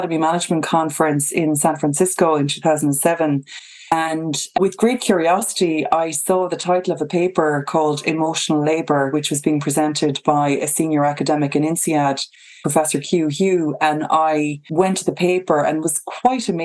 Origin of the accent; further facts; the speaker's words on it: County Kerry, Munster, Ireland; moved away; I grew up in County Kerry by the sea, just right on the beach, on the coastline.